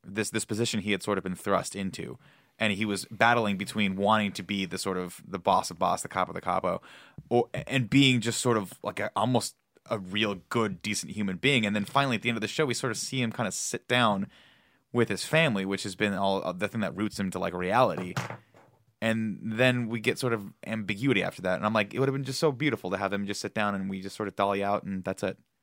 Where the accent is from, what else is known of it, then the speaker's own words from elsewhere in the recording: United States; as an American.